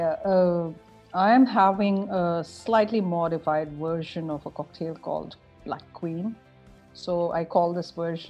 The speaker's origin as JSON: {"language": "English", "region": "Northeast India", "country": "India", "tie": "born or raised there", "said": "different parts of India, but my childhood was in the Northeast. My mom's Nepali."}